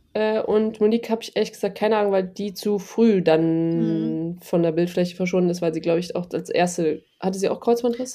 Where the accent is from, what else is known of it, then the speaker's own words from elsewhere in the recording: Germany; moved away; als eine Deutsche da hinkommt